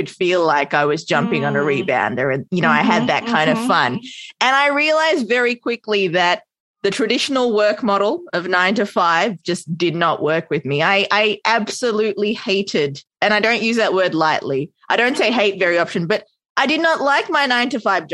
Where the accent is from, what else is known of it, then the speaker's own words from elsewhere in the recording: Australia; also born or lived in Sri Lanka; now in New York, United States; Australian raised, hence my adorable accent